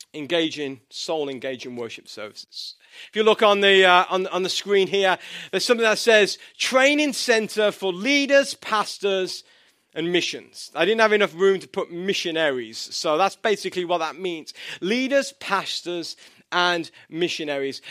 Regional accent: England, United Kingdom; moved away; I'm from England

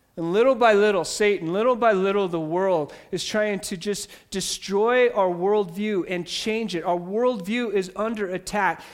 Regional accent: United States; I grew up in America

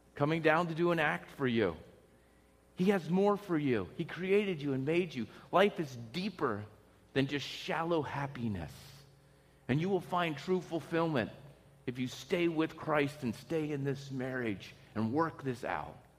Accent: Pennsylvania, United States; moved away as an adult; I was from a little, you know, town in, in Pennsylvania, had a small house

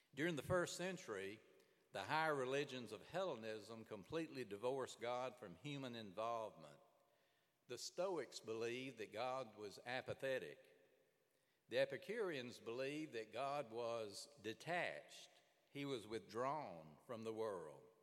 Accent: Birmingham, Alabama, United States; I grew up in Birmingham, Alabama

